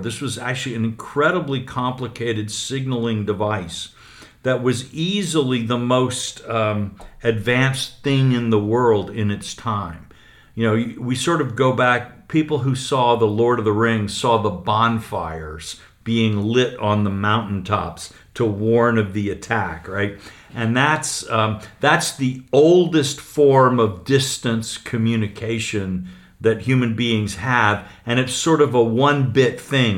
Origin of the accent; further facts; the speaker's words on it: United States; an American newspaper columnist